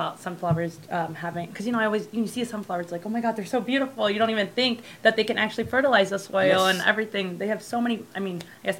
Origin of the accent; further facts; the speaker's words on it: Michigan, United States; now in Guam; because I'm from Michigan